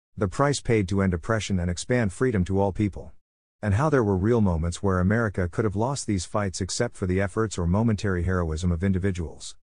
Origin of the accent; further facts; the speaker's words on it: New Jersey, United States; I am from New Jersey